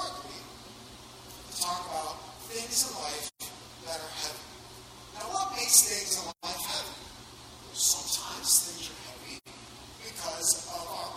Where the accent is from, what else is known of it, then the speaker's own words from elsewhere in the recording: Miami, Florida, United States; I grew up in Miami